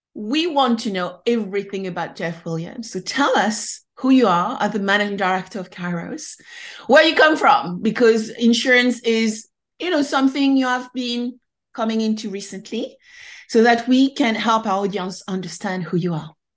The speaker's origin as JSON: {"language": "English", "country": "France", "said": "being French myself"}